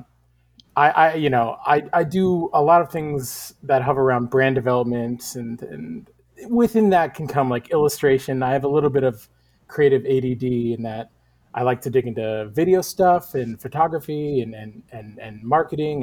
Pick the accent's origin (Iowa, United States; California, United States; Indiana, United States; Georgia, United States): California, United States; Northern; moved away as an adult; now in Portland, United States; I'm originally from Northern California, and I moved up to Portland about 11, 12 years ago.